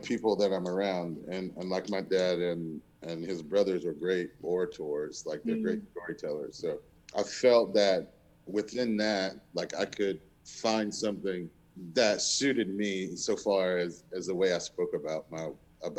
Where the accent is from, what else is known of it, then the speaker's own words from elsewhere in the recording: the South, United States; I was from the South